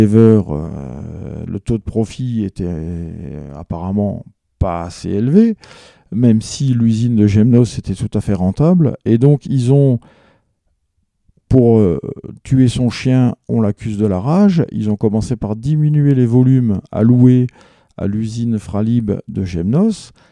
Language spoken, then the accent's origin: French; Alsace, Grand Est, France; chez nous en Alsace